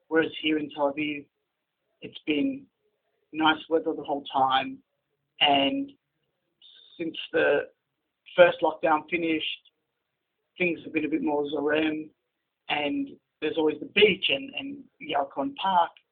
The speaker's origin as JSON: {"language": "Hebrew", "town": "Melbourne", "region": "Victoria", "country": "Australia", "tie": "born or raised there", "second_language": "Hebrew", "moved": "as an adult", "lives_now": "Israel", "said": "גדלתי במלבורן, ולמרות שההורים שלי לא ישראלים"}